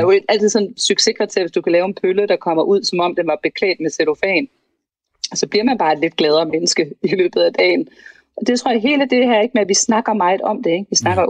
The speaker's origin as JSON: {"language": "Danish", "town": "Vejle", "region": "Southern Denmark", "country": "Denmark", "said": "jeg kommer fra Vejle"}